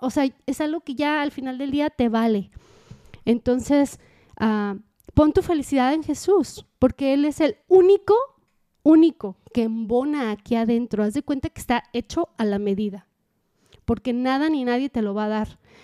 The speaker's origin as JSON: {"language": "Spanish", "country": "Mexico", "said": "uno mexicano o latino"}